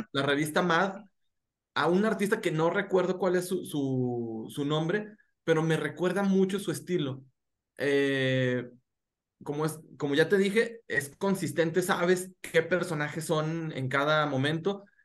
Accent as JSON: {"language": "Spanish", "town": "Gómez Palacio", "region": "Durango", "country": "Mexico", "said": "soy un cholo de Gómez Palacio Durango"}